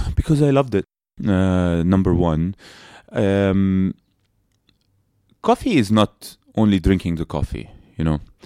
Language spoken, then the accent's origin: English; Abu Dhabi, United Arab Emirates; also born or lived in Palestine; we grew up in Abu Dhabi